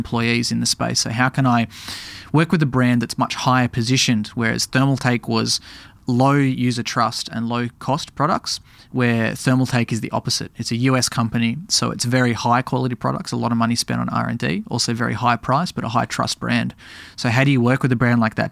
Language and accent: English; Tasmania, Australia; now in Melbourne, Australia; I grew up in Tasmania